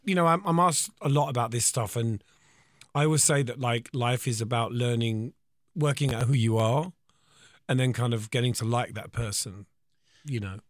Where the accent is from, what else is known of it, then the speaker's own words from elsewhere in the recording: Eltham, London, United Kingdom; from Eltham